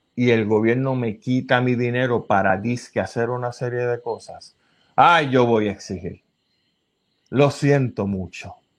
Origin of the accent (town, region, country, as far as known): Puerto Rico